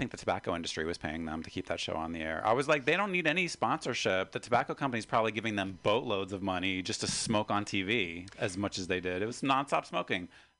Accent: West Virginia, United States; moved away as an adult; now in San Francisco, United States; we grew up in West Virginia.

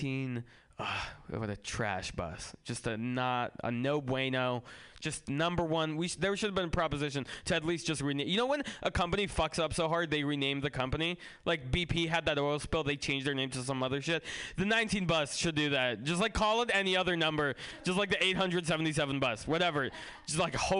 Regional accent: San Francisco, California, United States; also born or lived in Russia; I grew up in San Francisco

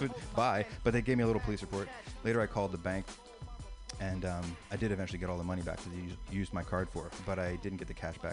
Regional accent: Philadelphia, Pennsylvania, United States; I'm from the Philadelphia area

